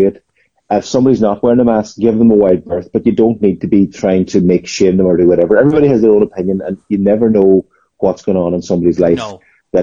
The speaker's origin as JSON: {"language": "English", "town": "Glenties", "region": "Ulster", "country": "Ireland", "tie": "born or raised there", "moved": "yes", "lives_now": "Letterkenny, Ireland", "said": "I'm from Glenties, but living in Letterkenny"}